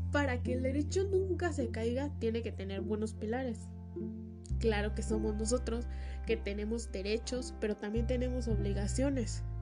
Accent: Mexico; En este caso, yo soy mexicana y gozo de todas las garantías individuales que me proporciona la Constitución de los Estados Unidos mexicanos

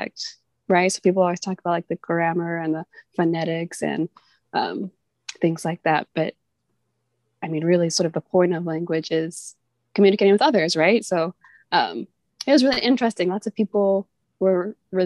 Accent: United States; accent: American English; first language English; moved away as an adult; now in Myanmar; My first language is English, American English

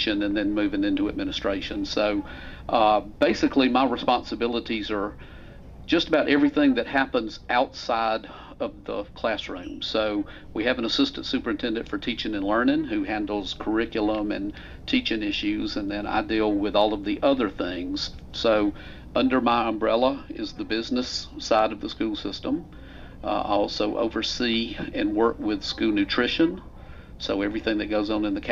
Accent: Griffin, Georgia, United States; I grew up the road in Griffin, so not too far away, but I'm a product of Griffin Spalding County Schools and graduated

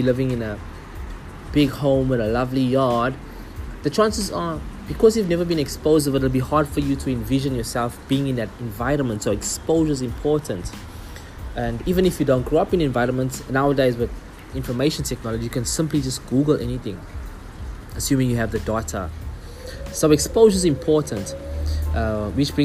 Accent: Durban, KwaZulu-Natal, South Africa; In the community I grew up in Durban, a very small community

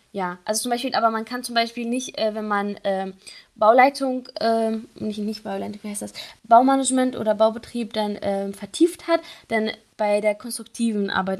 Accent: Syria; German is a second language; moved away as an adult; now in Kassel, Germany; ich komme ja ursprünglich aus Syrien und äh, wegen mhm. des Kriegs müssten wir dann halt fliehen

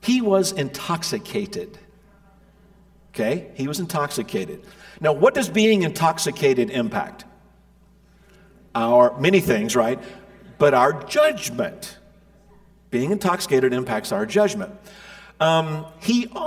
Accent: Middle Tennessee, United States; I grew up in Middle Tennessee

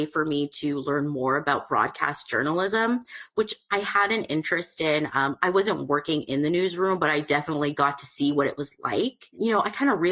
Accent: Canada; I'm actually from Canada

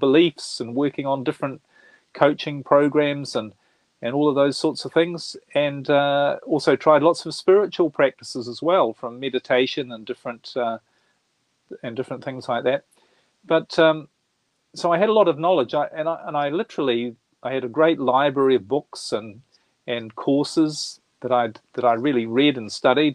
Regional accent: New Zealand; moved away as an adult; now in Europe; I was brought up in New Zealand. I'm born in New Zealand, brought up there, and spent most of my life there. I live in Europe now

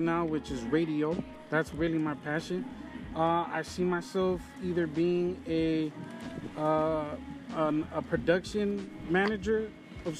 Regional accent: Los Angeles, California, United States; growing up in the Valley

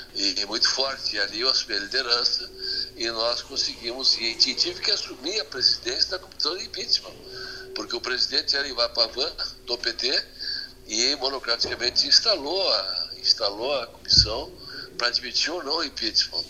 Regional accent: Rio Grande do Sul, Brazil; o Rio Grande do Sul, o Rio Grande do Sul não adianta, é nós temos essa tradição, não é? nós, nós, somos um, nós somos um Estado diferente dos outros Estados

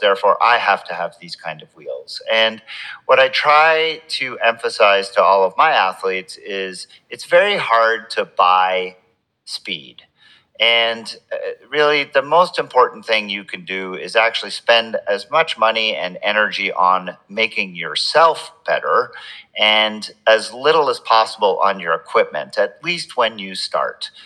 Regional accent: Montreal, Quebec, Canada; I grew up in in Montreal in Canada, so my childhood was spent watching and playing hockey

